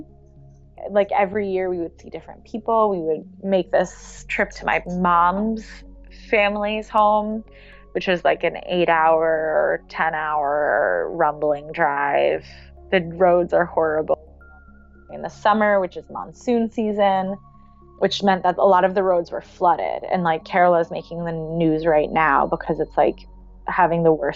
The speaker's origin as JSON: {"language": "English", "town": "Princeton", "region": "New Jersey", "country": "United States", "tie": "born or raised there", "moved": "as an adult", "said": "I grew up in Jersey, but I don't have deep ancestral ties to Jersey."}